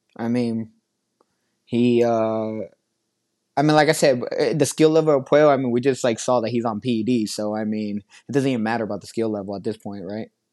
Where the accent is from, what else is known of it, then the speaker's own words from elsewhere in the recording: Las Vegas, Nevada, United States; I'm so excited to be back here in my hometown